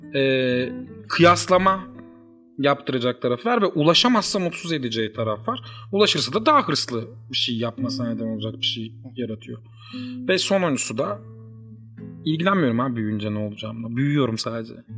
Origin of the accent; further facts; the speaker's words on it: Uşak Province, Turkey; ben Uşaklıyım. Uşak çok küçük bir şehir.